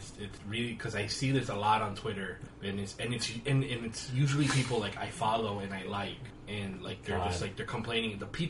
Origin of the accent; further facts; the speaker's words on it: Texas, United States; moved away; I'm from Texas, and I know barbecue.